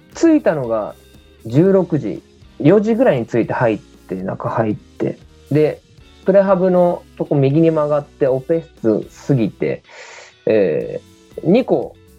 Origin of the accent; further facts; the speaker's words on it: Chiba, Japan; 地元僕千葉なんですけども。